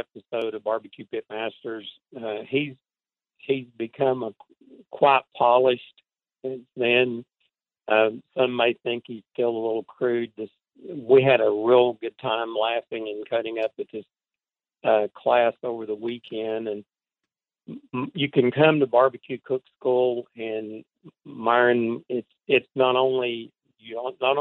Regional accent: Cleveland, Tennessee, United States; I was born here in Cleveland, Tennessee, lived here all my life

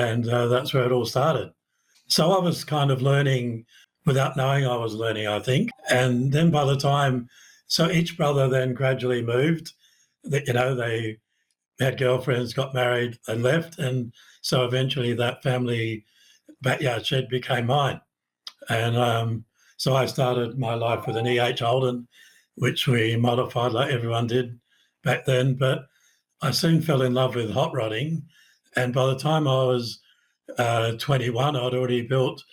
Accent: Adelaide, South Australia, Australia; now in Brisbane, Australia; I grew up in Brighton in South Australia, a suburb of Adelaide

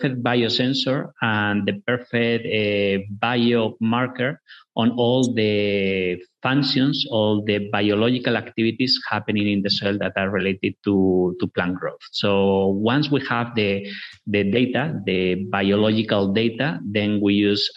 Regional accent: northwest Spain, Spain; moved away; We're originally from Spain, from the northwest of Spain, a rural area where agriculture, corn and sugar beets are very important.

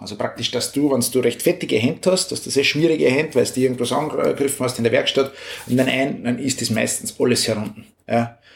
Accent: Upper Austria, Austria; bei uns in Oberösterreich

